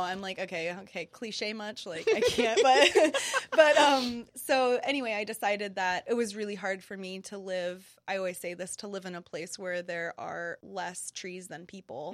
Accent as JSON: {"language": "English", "country": "United States", "said": "being an American person"}